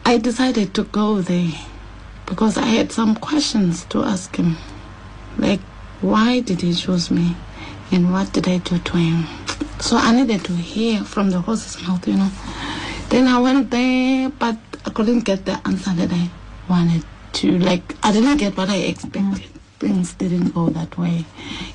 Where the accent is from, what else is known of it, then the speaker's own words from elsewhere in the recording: Mthatha, Eastern Cape, South Africa; I was born from Eastern Cape, Mtata, a village called Mbandela